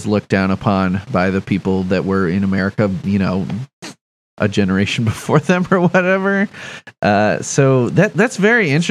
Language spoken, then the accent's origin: English; Chicago, Illinois, United States; I grew up in Chicago, but yeah, my mom grew up in Pittsburgh